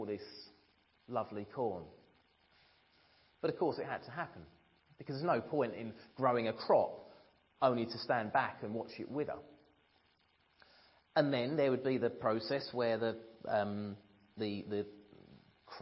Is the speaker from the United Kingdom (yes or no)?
yes; Ramsden Heath, East of England, United Kingdom; I was brought up in Ramsden Heath, not far from here. Little village surrounded by fields, and most of my early childhood was spent out in those fields.